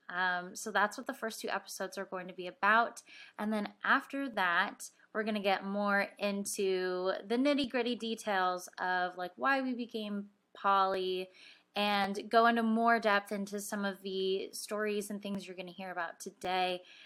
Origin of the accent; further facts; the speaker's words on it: Mission Viejo, California, United States; I was born in Mission Viejo, California. Um, I was born and raised there um, for my whole life